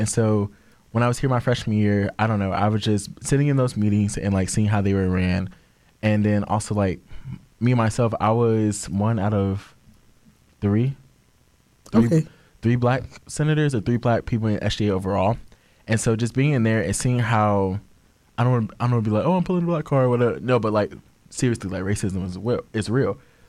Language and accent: English; Orlando, Florida, United States